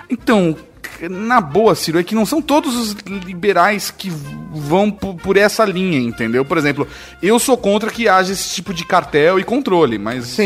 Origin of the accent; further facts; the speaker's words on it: São Paulo, Brazil; Não, porque eu estou de, sou de São Paulo.